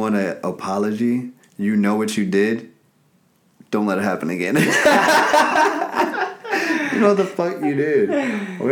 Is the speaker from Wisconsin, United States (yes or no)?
no; Chicago, Illinois, United States; I'm from Chicago, 30 years old, comedian, digital marketer